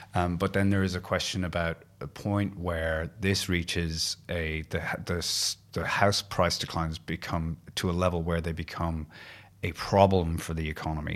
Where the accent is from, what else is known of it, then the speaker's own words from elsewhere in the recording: Ireland; now in Australia; being Irish